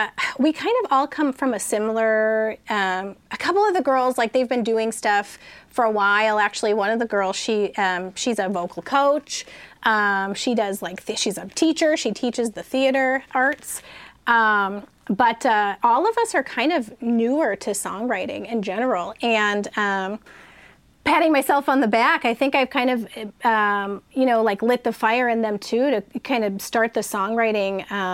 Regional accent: San Diego, California, United States; So we're all from North County, San Diego.

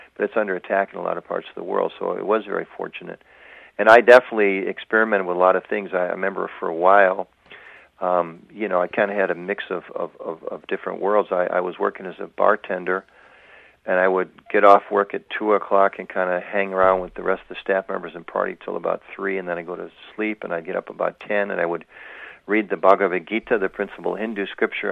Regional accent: United States

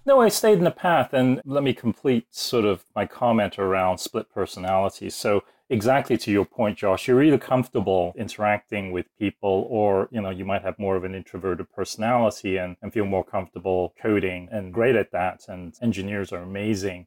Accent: Woking, South East England, United Kingdom; also born or lived in Singapore; now in United States; I was born in Woking, which is, uh, a little suburb just outside of London

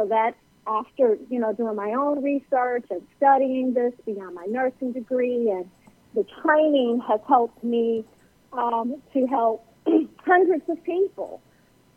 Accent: Chicago, Illinois, United States; I grew up in Chicago

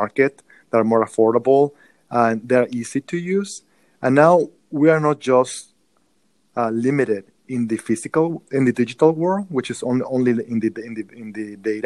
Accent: Mexico; moved away as an adult; now in United States; born and raised in Mexico, as you can tell by my accent

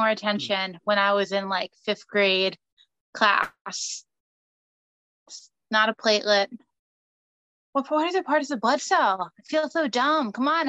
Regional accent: New Jersey, United States; from Jersey. I'm in my childhood home

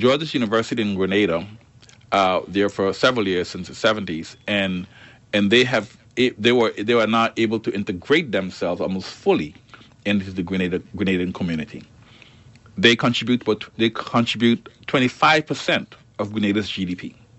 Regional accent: Turks & Caicos Islands; I'm Turks and Caicos. I'm coming in as a Turks and Caicos Islander into the organization

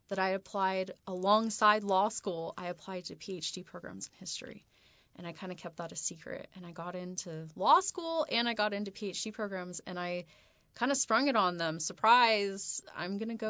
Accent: San Diego, California, United States; I'm from Southern California. I was born and raised in San Diego

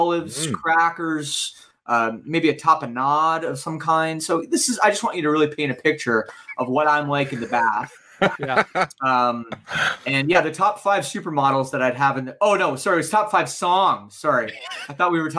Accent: Oakville, Ontario, Canada; River Oaks, which is the name of the community I grew up in Oakville

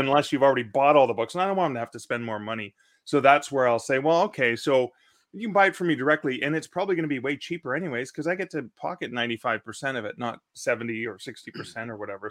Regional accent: Canada; as a Canadian

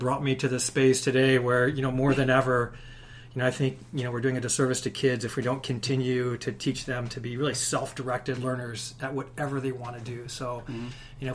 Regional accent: Chicago, Illinois, United States; also born or lived in Michigan; started out living on the south side of Chicago during a time, you know, in the 70s

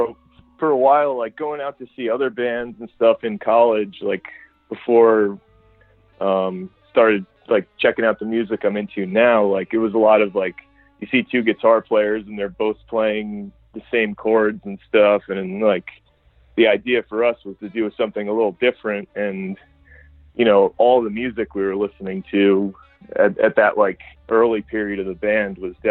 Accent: New Jersey, United States; moved away as an adult; now in Brooklyn, United States; we're from New Jersey, but now me and Danny live in Brooklyn.

